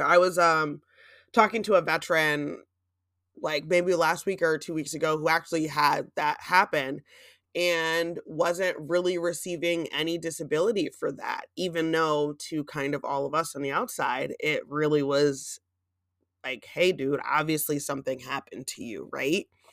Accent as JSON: {"language": "English", "town": "Gouldsboro", "region": "Pennsylvania", "country": "United States", "tie": "born or raised there", "moved": "yes", "said": "my hometown in the Poconos of Goldsboro"}